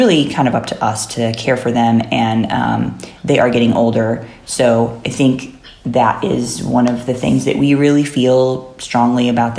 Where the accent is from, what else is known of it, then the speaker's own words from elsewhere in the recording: Chicago, Illinois, United States; moved away as an adult; also born or lived in Haridwar, India / Indiana; now in India; I'm basically from the Chicago area. So like that's a very, my family is very Midwestern